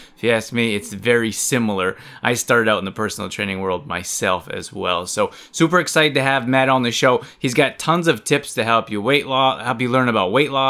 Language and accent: English; Calgary, Alberta, Canada; we were both born and raised in Calgary, Alberta, Canada.